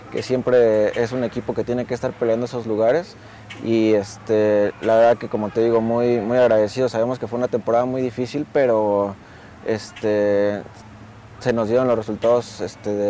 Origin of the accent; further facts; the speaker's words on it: Mexico; como mexicano